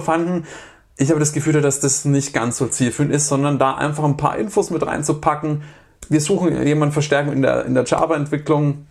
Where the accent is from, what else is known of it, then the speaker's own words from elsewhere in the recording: Germany; bei uns in Deutschland